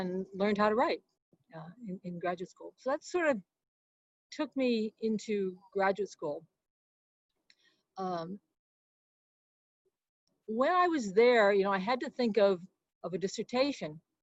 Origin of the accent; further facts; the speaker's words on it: Boston, Massachusetts, United States; moved away as an adult; also born or lived in East Chicago, Indiana; now in California, United States; settled in the Boston area, outside Boston. That's really where I grew